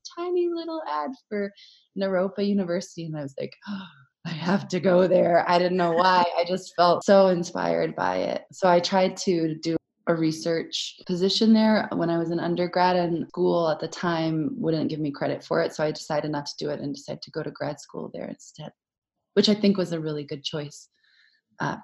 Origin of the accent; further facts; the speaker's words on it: Acadia National Park area, Maine, United States; I'm from Acadia National Park. We are from Acadia National Park area.